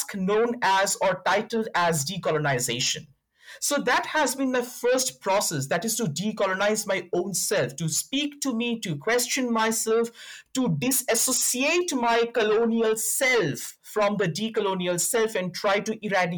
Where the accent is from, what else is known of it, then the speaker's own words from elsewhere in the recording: India; now in South Africa; where I come from, that is India, though I'm currently based in South Africa, I'm from India.